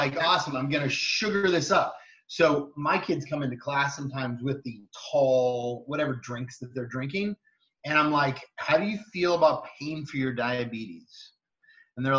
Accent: Cupertino, California, United States; I grew up in Cupertino, California

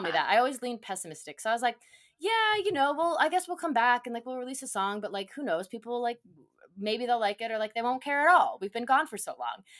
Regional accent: Phoenix, Arizona, United States; it's our hometown of Phoenix, and, and the main and our band, …, we're from Phoenix, we're Phoenix-based bands

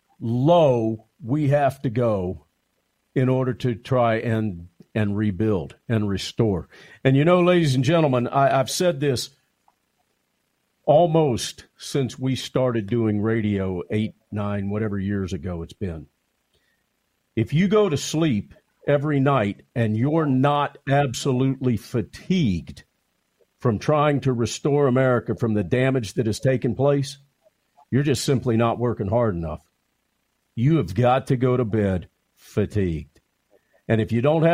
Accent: United States; as an American

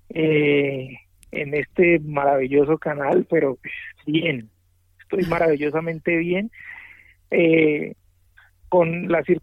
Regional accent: Cali, Valle del Cauca, Colombia; yo vengo de Cali, eh, mi familia toda es del Pacífico, de Buenaventura.

